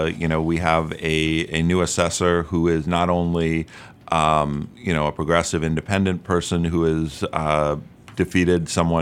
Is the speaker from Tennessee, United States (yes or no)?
no; Albany, New York, United States; I was not. I was born and raised in Albany, New York.